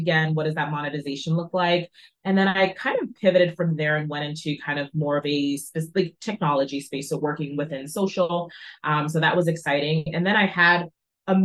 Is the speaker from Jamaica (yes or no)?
yes; Jamaica; born there; I'm also from the West Indies, I was born in Jamaica.